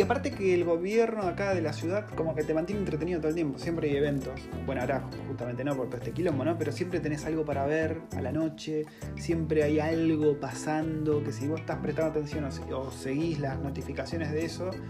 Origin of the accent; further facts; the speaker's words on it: Argentina; now in New Zealand; yo como argentino